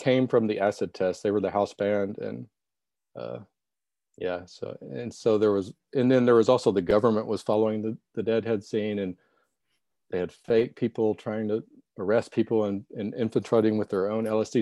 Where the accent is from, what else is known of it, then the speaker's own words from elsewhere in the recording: Little Rock, Arkansas, United States; I'm from Little Rock, Arkansas